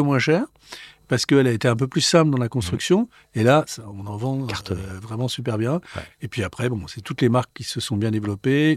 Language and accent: French; France; also born or lived in Switzerland; quand on vient de France et qu'on arrive euh, en Suisse dans une école d'horlogerie